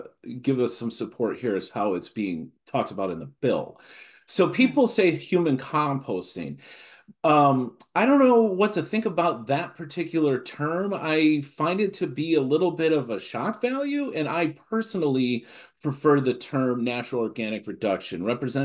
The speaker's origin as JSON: {"language": "English", "region": "Illinois", "country": "United States", "said": "here in my home state of Illinois."}